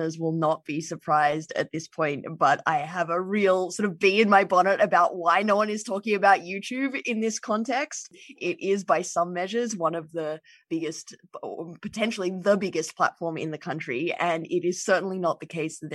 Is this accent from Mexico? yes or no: no; Australia; as an Australian